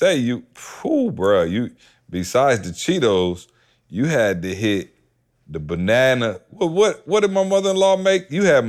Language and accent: English; Midwest, United States; Like, for me, right, growing up in the Midwest, you got the cider mill.